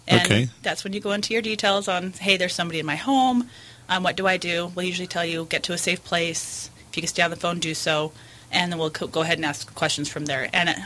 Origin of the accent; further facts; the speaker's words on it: St. George, Utah, United States; I was born and raised in St. George.